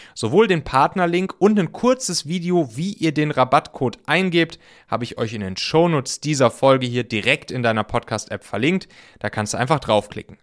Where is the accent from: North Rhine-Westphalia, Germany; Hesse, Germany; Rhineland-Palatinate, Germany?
North Rhine-Westphalia, Germany; ich komme ja aus dem Rheinland und da zwischen Köln und Bonn